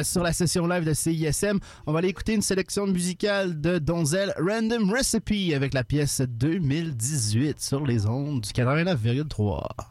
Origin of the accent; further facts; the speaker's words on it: Montreal, Quebec, Canada; je viens du West Island